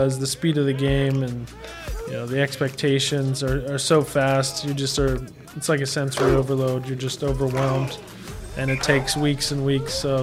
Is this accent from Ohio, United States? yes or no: yes; Cincinnati, Ohio, United States; my hometown where I was spent my whole life in Cincinnati